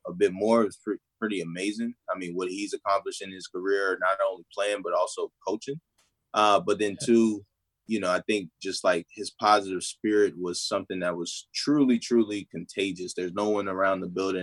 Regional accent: Baltimore, Maryland, United States; I'm from Baltimore

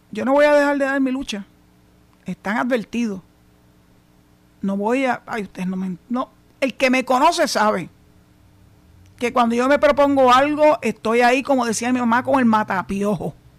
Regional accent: Puerto Rico

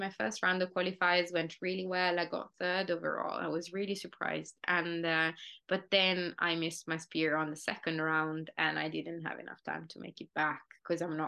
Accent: Italy; moved away; also born or lived in United Kingdom; I think, an hour or something from my hometown.

